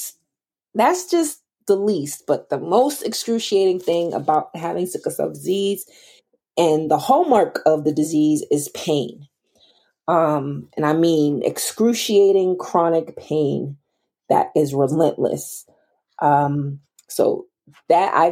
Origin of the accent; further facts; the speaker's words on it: Boston, Massachusetts, United States; I'm from Boston, Massachusetts